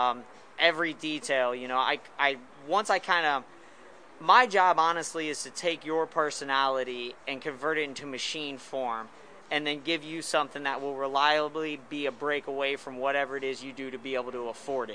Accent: right outside of St. Louis, Missouri, United States; we're from the Midwest. You know, we're from right outside of St. Louis, Missouri.

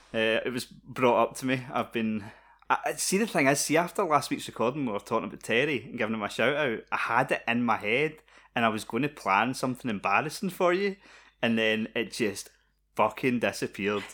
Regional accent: Scotland, United Kingdom; we're Scottish

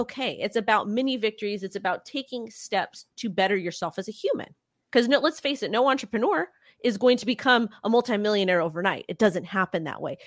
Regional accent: United States; I'm American

